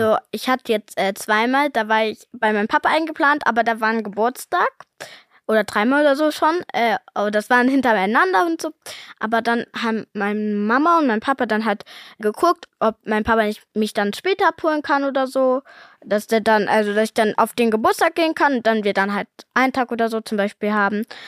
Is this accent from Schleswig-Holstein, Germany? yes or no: no; Cologne, North Rhine-Westphalia, Germany; weil ich ja hier in Köln lebe, seit ich geboren bin